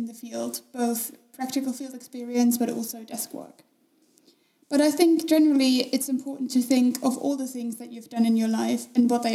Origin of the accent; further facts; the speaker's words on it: Germany; moved away as an adult; also born or lived in United Kingdom; now in Austria; I'm originally from Germany, but have just spent the last 4 years in the UK studying wildlife conservation